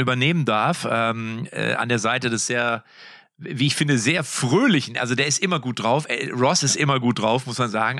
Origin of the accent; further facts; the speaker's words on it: Lippstadt, North Rhine-Westphalia, Germany; Bei uns in Lippstadt